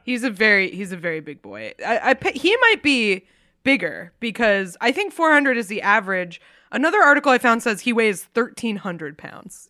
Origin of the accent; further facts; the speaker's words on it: New England, United States; I was raised in New England